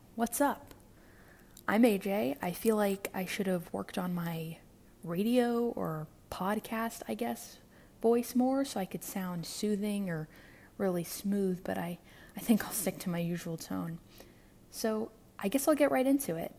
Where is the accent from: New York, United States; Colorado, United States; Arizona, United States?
New York, United States; New York City; I'm from New York City, born and raised